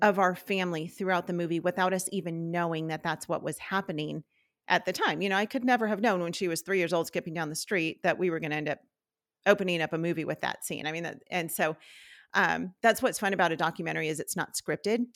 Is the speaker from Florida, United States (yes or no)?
no; Southern California, United States; moved away as an adult; our family, we're from California, from Southern California